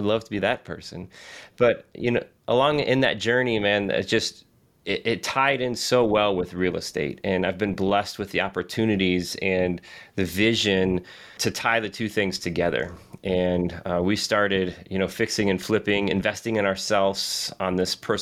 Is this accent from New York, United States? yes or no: no; Southwest Michigan, United States; Born and raised in Southwest Michigan